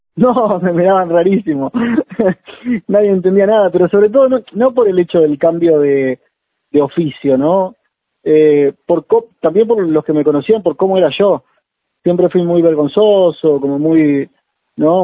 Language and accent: Spanish; Maldonado, Uruguay; moved away as an adult; now in Buenos Aires, Argentina; Yo soy uruguayo, me vine para acá en el 2006